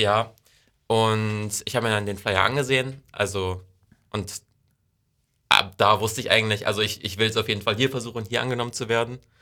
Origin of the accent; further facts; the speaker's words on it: Wesseln, Schleswig-Holstein, Germany; also born or lived in Ostrohe / Heide; Ich komme aus Wesseln, bin da zwei Jahre zur Schule gegangen, äh, dann zwei Jahre in Ostro zur Schule gegangen